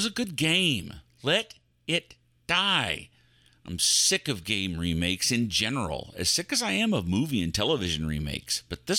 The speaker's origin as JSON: {"language": "English", "region": "Texas", "country": "United States", "said": "I'm a Texan. I love dogs."}